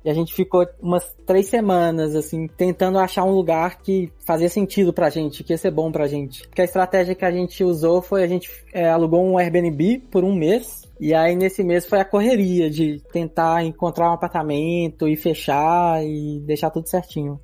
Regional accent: Belo Horizonte, Minas Gerais, Brazil; moved away as an adult; now in Estonia; Eu sou mineiro, de Belo Horizonte.

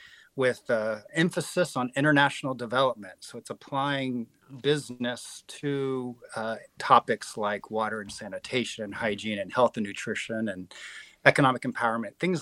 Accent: San Francisco Bay Area, California, United States; born or raised there; also born or lived in Houston, Texas; now in Washington, United States

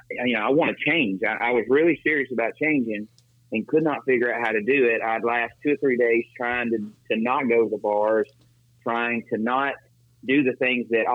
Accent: Decatur, Alabama, United States; moved away as an adult; now in Mexico; I'm originally from Decatur, Alabama

